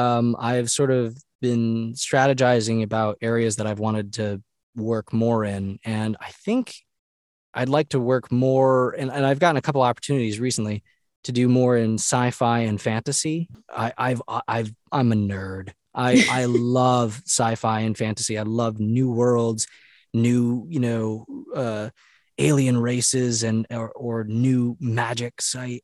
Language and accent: English; Rhode Island, United States; also born or lived in North Carolina; though I spent 10 years in North Carolina, I'm originally from New England. All my family's from Massachusetts and Rhode Island. I was born in Rhode Island.